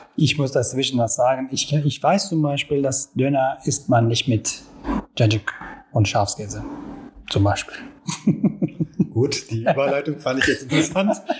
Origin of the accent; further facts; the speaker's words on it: Istanbul, Turkey; German is a second language; moved away as an adult; now in Germany; ich bin in Istanbul geboren, da auch erwachsen worden und mehr als zehn Jahren bin ich hier in Deutschland.